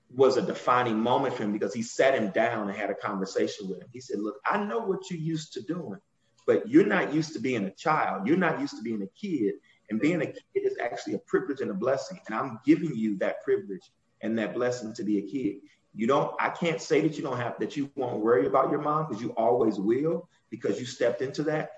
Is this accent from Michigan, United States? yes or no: yes; Muskegon Heights, Michigan, United States; accent: Southern; we're from Muskegon Heights, Michigan. We, I got a Southern accent. My dad is from Arkansas, and my mom was from Mississippi